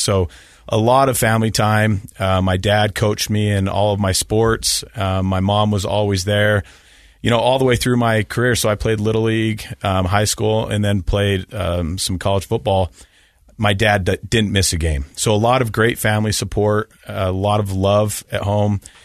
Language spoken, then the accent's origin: English; Salt Lake City, Utah, United States; I grew up in Salt Lake City in a very normal Mormon household